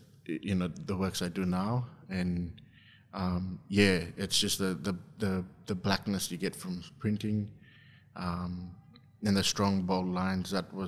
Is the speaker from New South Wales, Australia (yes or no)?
no; Injinoo, Queensland, Australia; also born or lived in Mount Isa; I'm from Injinu, a small community at the very top of Cape York Peninsula.